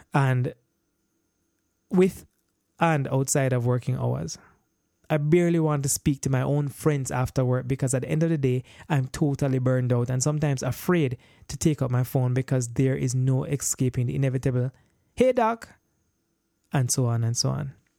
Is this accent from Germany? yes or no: no; Jamaica; born and raised in Jamaica